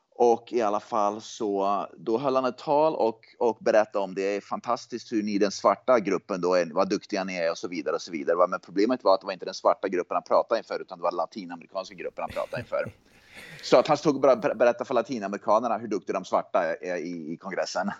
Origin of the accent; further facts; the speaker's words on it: Hagfors, Värmland, Sweden; jag växte upp i Hagfors